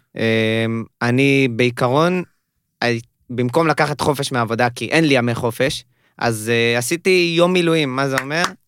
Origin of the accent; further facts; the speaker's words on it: Holon, Tel Aviv District, Israel; now in Tel Aviv, Israel; כרגע חי בתל אביב, במקום חולון